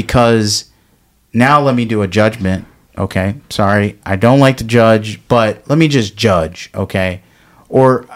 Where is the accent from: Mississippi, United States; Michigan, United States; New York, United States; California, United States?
Michigan, United States; Detroit; I'm from Detroit